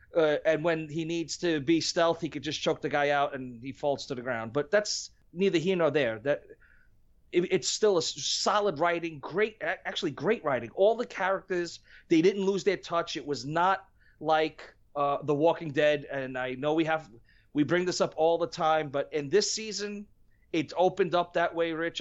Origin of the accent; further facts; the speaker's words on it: New York, United States; I'm from New York